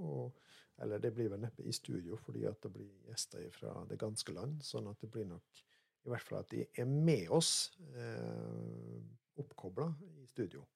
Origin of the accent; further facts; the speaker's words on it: Molde, Møre og Romsdal, Norway; moved away as an adult; now in Rogaland, Norway; Jeg er fra Gjendem utafor Molde og vokste opp på gård